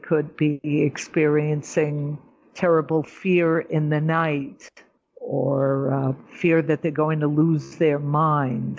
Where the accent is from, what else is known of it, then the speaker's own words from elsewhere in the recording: New York, United States; moved away as an adult; now in Israel; I'm a New Yorker.